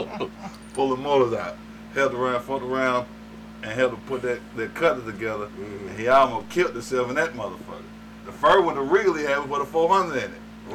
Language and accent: English; the South, United States; So growing up in the South, man, you know, that we was around them cars, man.